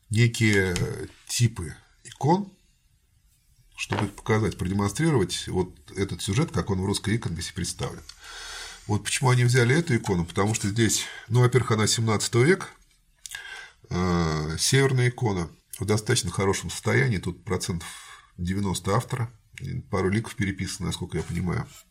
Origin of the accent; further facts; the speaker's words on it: Samara, Samara Oblast, Russia; я, как самарец, считаю ее своей